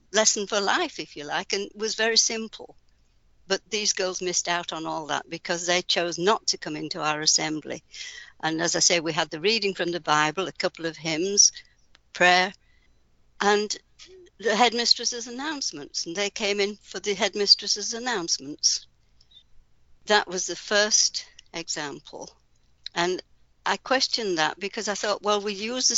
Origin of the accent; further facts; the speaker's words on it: Yorkshire and the Humber, United Kingdom; I grew up in Yorkshire, in England